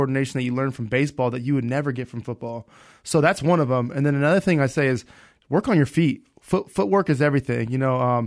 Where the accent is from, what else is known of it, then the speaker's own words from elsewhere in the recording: Fresno, California, United States; also born or lived in Minnesota; now in Los Angeles, United States; I'm from Fresno, California. Obviously, I played my high school ball out there.